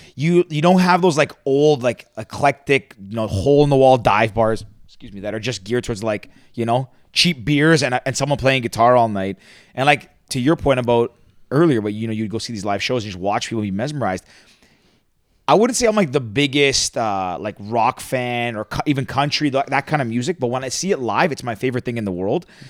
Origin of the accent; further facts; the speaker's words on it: Mississauga, Ontario, Canada; now in Toronto, Canada; I grew up in Mississauga.